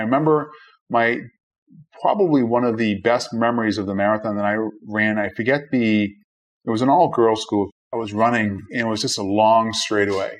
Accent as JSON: {"language": "English", "town": "Boston", "region": "Massachusetts", "country": "United States", "tie": "born or raised there", "said": "I was born and raised in Brighton, which is Five oh, wow. miles away."}